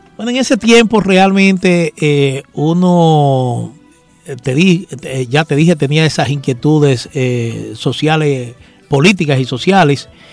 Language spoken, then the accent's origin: Spanish; Santo Domingo, Distrito Nacional, Dominican Republic; born or raised there